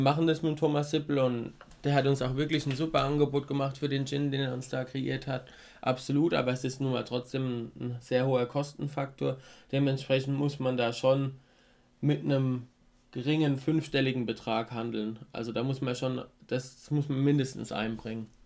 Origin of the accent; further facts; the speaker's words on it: Rhineland-Palatinate, Germany; bei uns in der Pfalz